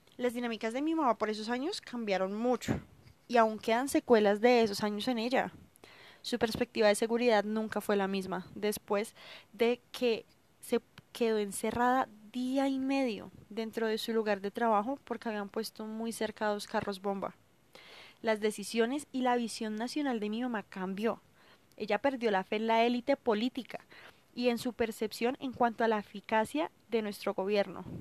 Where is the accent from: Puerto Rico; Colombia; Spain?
Colombia; como colombiana, hija, hermana y amiga